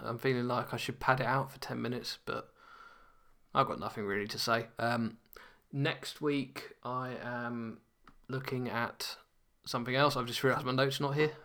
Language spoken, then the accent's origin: English; London, United Kingdom; now in Nottingham, United Kingdom; as a Londoner